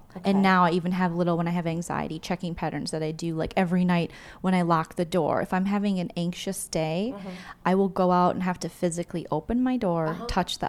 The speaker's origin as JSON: {"language": "English", "region": "Minnesota", "country": "United States", "said": "I'm from Minnesota"}